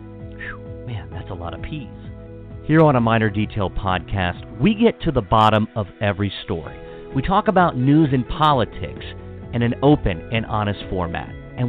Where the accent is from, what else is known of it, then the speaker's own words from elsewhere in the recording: Washington County, Maryland, United States; I'm from Washington County